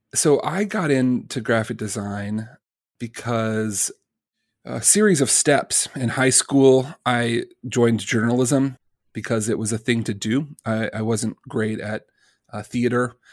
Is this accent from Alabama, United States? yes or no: yes; Birmingham, Alabama, United States; I'm a kid from Birmingham, Alabama